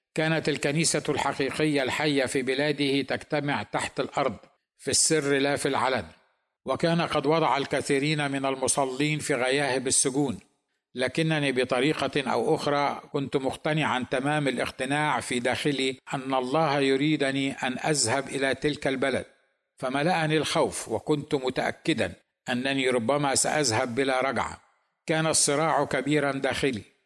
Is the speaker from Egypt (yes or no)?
yes; Egypt; now in United States; انا ايضا مصري